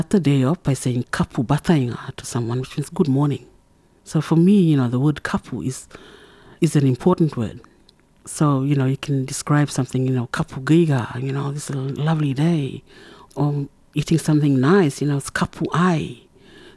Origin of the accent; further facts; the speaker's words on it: Saibai Island, Torres Strait, Queensland, Australia; first language Kala Kawaw Ya; English is a second language; now in Bamaga, Australia; I belong to the Sui Baidam clan of Saibai Island, and I live in Bamaga, in the very northern tip of Queensland